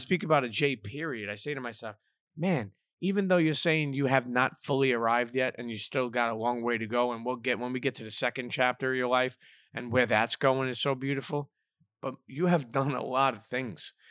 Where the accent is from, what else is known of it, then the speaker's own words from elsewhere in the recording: New York City, New York, United States; first half of my life, um, growing up in Brooklyn